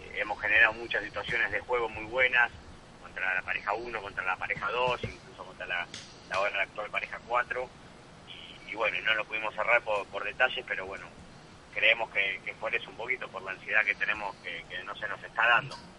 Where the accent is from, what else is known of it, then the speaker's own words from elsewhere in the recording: Buenos Aires, Argentina; moved away; also born or lived in Bilbao, Spain; soy argentino y me gustaría ganar en donde nací